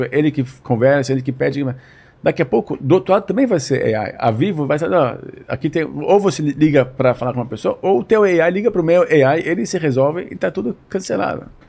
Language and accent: Portuguese; São Paulo, Brazil; moved away as an adult; now in Israel; a gente cresceu aqui em São Paulo